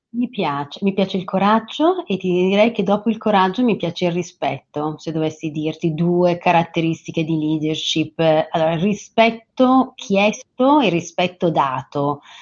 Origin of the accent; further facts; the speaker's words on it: Franciacorta, Lombardy, Italy; Io vengo dalla Francia corta